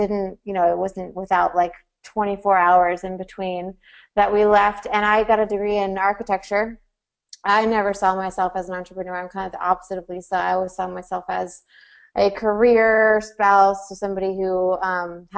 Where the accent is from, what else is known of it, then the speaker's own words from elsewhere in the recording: Tucker, Georgia, United States; I grew up just outside of Atlanta in Tucker, Georgia